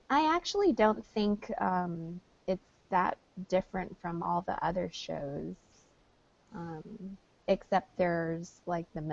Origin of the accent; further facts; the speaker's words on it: New York, United States; New York